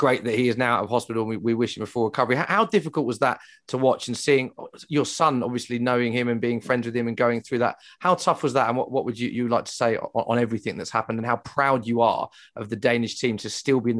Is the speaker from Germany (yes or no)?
no; England, United Kingdom; as an Englishman